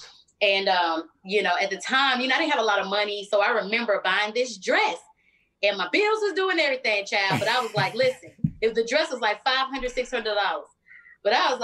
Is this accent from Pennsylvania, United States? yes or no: yes; Philadelphia, Pennsylvania, United States; accent: country twang; So, I talk a little different. I got a country twang. I'm from Philly, but Atlanta is all up inside of me.